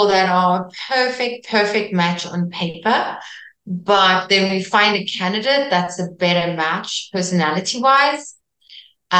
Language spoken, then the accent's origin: English; South Africa; first language Afrikaans; English is a second language; I'm Afrikaans from South Africa, which is very close to Dutch